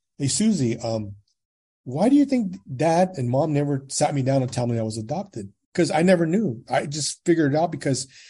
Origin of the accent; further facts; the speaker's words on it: Gilroy, California, United States; also born or lived in San Jose, California; I was born in San Jose, California. I was adopted at 6 months of age from San Jose, and I was raised in Gilroy, California.